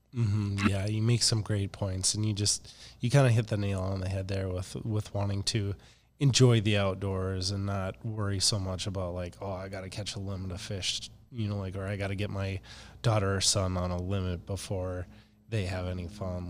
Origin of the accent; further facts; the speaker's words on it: Minnesota, United States; now in Fargo, United States; I'm from Minnesota